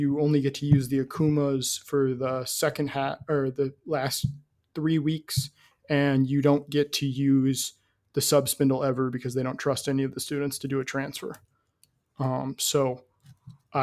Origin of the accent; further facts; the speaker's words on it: Midwest, United States; I'm from the Midwest